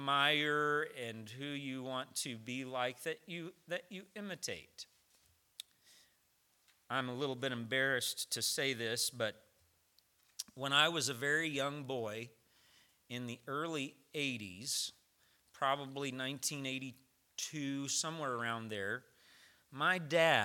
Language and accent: English; Tennessee, United States; moved away; I'm from Tennessee